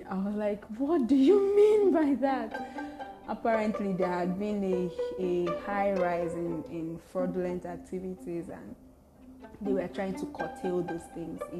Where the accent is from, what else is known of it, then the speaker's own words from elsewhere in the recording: Nigeria; you say you're Nigerian